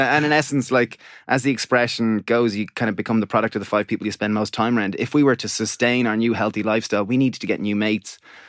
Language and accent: English; Greystones, County Wicklow, Ireland; We grew up in Greystones, which is a small town, about 20,000 people south of Dublin. We're twin brothers.